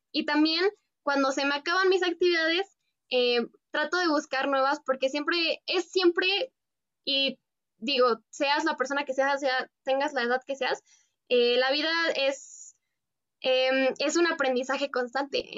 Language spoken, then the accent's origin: Spanish; Mexico; soy una mexicana que está estudiando la carrera en biotecnología